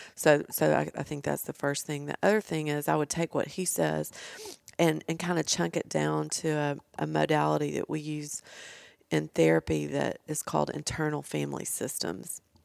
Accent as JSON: {"language": "English", "town": "Nashville", "region": "Tennessee", "country": "United States", "said": "I'm from Nashville"}